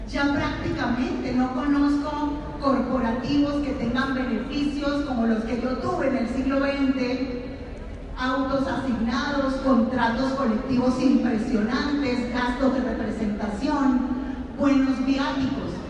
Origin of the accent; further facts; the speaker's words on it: Venezuela; moved away; Yo como venezolana vivo esto todos los días.